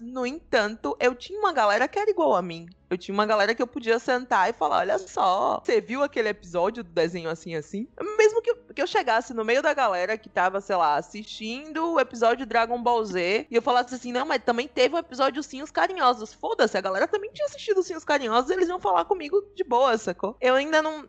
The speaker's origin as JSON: {"language": "Portuguese", "town": "Salvador", "region": "Bahia", "country": "Brazil", "said": "sou daqui de Salvador"}